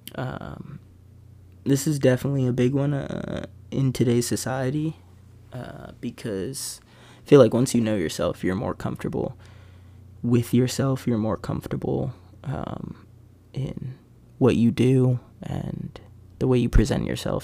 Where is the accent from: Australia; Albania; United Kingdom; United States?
United States; Bethlehem, Pennsylvania; Growing up in Bethlehem has been fun, for sure.